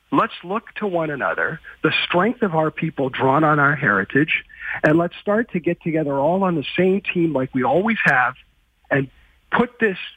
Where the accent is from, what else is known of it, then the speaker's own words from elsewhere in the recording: Canada; we're all Canadian.